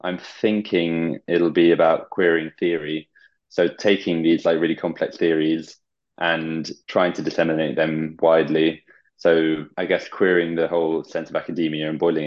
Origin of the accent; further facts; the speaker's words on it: Bath, South West England, United Kingdom; one of my best friends from childhood who I grew up with in Bath